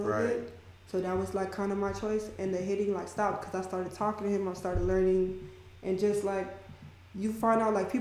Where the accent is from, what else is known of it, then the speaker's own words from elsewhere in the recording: Miami, Florida, United States; I'm from Miami